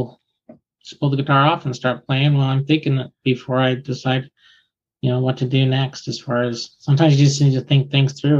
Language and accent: English; Concord, California, United States; I grew up in Concord, California, where the Concord Jazz label is